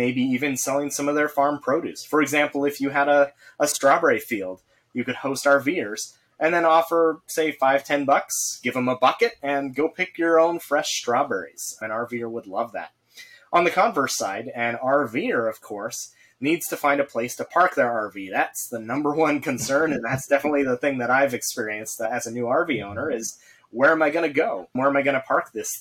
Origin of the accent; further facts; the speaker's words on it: Idaho, United States; I'm an Idaho boy. I grew up in Idaho forever and haven't ever actually lived anywhere else.